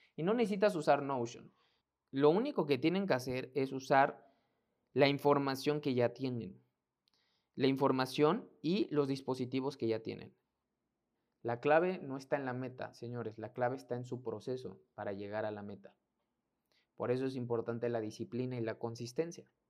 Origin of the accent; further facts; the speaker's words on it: Mexico; mexicano, emprendedor y empresario